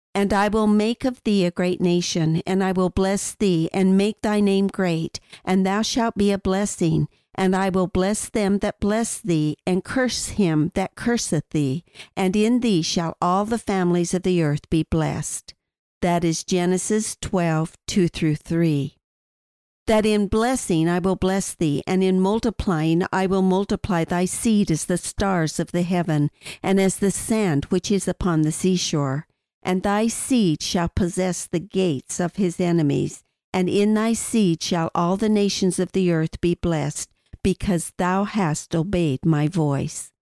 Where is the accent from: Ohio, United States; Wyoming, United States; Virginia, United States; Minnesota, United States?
Wyoming, United States; My father was a forest ranger in Wyoming, and the Wind River area with its thousand lakes for me was my promised land